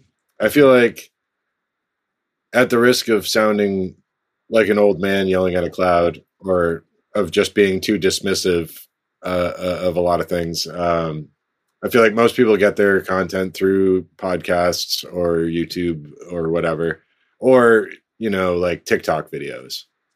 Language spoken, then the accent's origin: English; United States; my home country